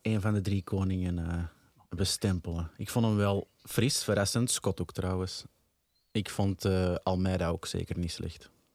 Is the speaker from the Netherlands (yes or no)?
no; Antwerp, Flanders, Belgium; Ik ben van de Brede Bon